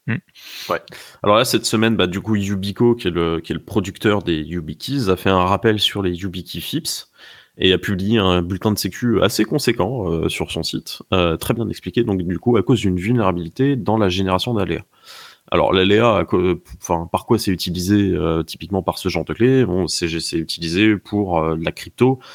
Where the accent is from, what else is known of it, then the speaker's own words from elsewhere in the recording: France; chez nous en France